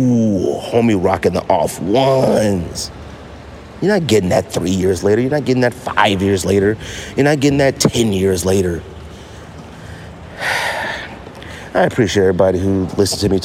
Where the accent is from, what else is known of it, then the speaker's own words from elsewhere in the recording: United States; me, being the American, the U.S. sneakerhead that I am